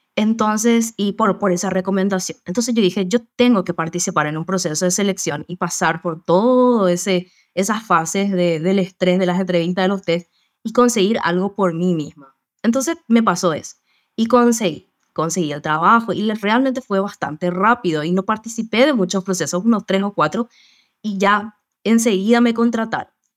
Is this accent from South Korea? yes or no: no; Paraguay; soy también acá de Paraguay